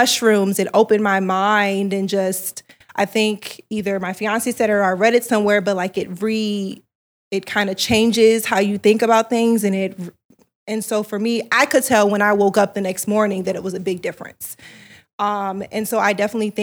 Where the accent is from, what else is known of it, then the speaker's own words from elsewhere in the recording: the South, United States; now in Los Angeles, United States; I'm from the South